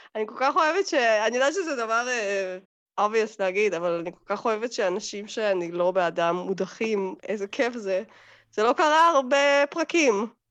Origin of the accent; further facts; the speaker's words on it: Russia; now in Israel; אני יכולה להגיד על עצמי קצת בתור רוסייה